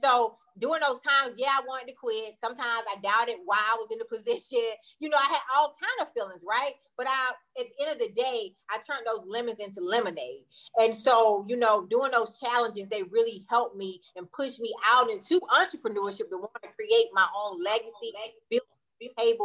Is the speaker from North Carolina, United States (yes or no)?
yes; Wadesboro, North Carolina, United States; moved away as an adult; I'm from a small town outside of Charlotte called Waynesboro, North Carolina